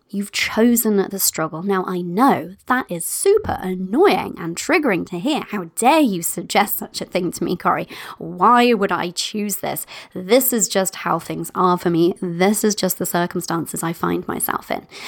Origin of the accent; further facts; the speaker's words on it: United Kingdom; I'm British in that way